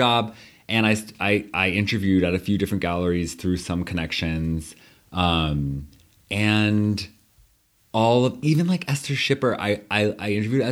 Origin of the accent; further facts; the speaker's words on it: New York, United States; also born or lived in Berlin; I'm a New Yorker